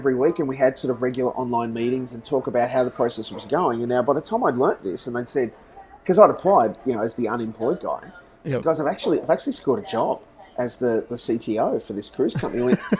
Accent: Australia; And I came from Australia.

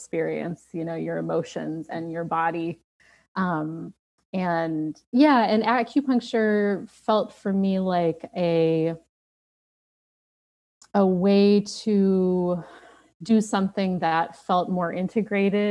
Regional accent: Minnesota, United States; moved away; although I don't live there now, I'm from Minnesota

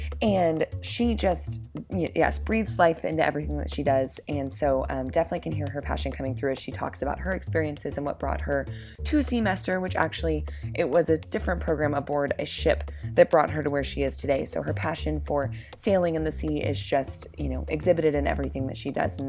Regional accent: Midwest, United States; moved away as an adult; also born or lived in Kansas City; now in Oregon, United States; I grew up in the Midwest.

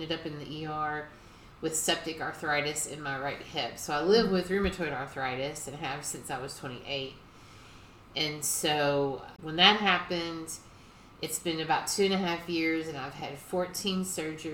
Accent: Louisville, Kentucky, United States; I was raised here in Louisville, Kentucky

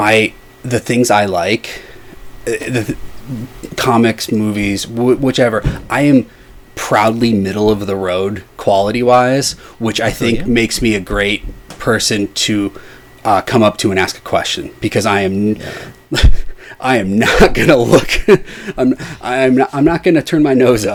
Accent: Illinois, United States; I live in Illinois, I grew up in Illinois

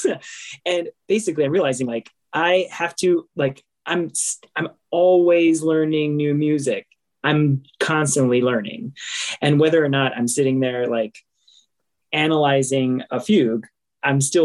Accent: San Antonio, Texas, United States; I grew up in the First Baptist Church of San Antonio

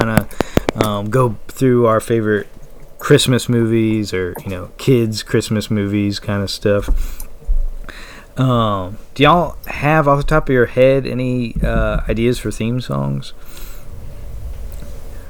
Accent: New Roads, Louisiana, United States; We all live in Louisiana. I'm from New Roads

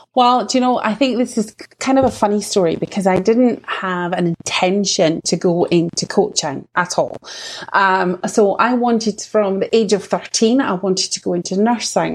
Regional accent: Scottish Borders, Scotland, United Kingdom; accent: Scottish; what you can probably tell from my accent is that I'm Scottish. So I'm actually like in the Scottish borders. And now I'm Scottish born and bred.

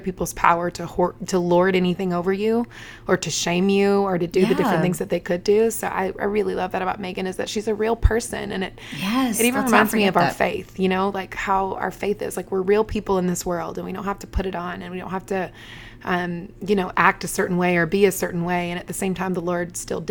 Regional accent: the South, United States; a person who comes out of the South

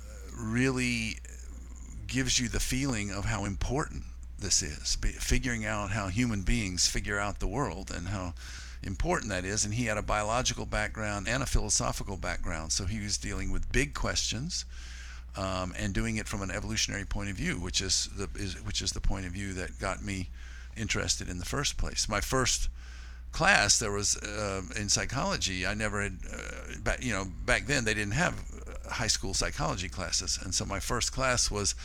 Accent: Florida, United States; moved away as an adult; also born or lived in Leipzig, Germany / North Carolina; having grown up in Florida

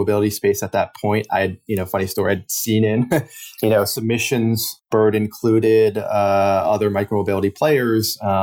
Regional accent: Boston, Massachusetts, United States; I grew up in the Boston area in the Northeast

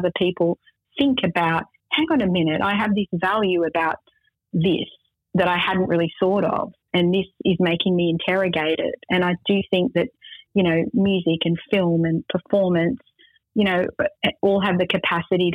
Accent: Australia; I'm Arab Australian

